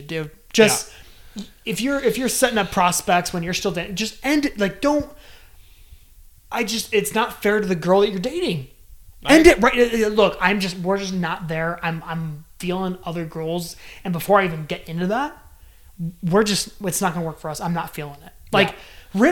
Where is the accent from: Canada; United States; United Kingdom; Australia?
United States; West Coast; now in Denver, United States; we grew up on the West Coast